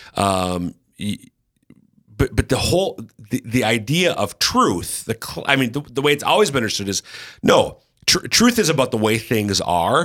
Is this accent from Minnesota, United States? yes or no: yes; Minnesota, United States; accent: Minnesota; my Minnesota accent